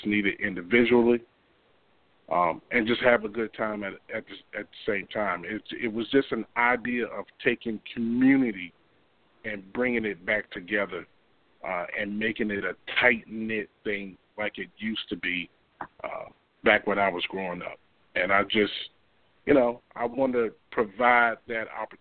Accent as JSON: {"language": "English", "town": "Hampton", "region": "Virginia", "country": "United States", "tie": "born or raised there", "said": "I was born and raised in Hampton. I've been here all my life."}